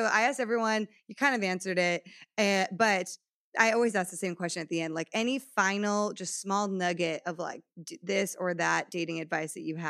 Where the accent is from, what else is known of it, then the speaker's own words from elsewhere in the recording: Connecticut, United States; also born or lived in Texas / New York; now in Los Angeles, United States; No, I grew up, oh my gosh, I grew up in Connecticut, lived in Texas for the last 10 years. Well, my family's been in Texas for 10 years. Then I was in New York, now I'm in LA.